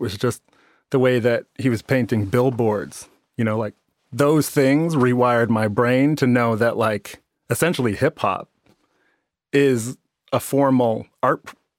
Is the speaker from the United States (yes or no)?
yes; Chicago, Illinois, United States; I'm from Chicago. It's like the black kid